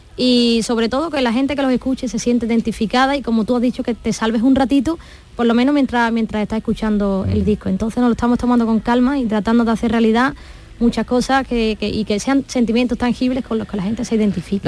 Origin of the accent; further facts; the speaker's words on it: Torrecera, Andalusia, Spain; allí es donde me he criado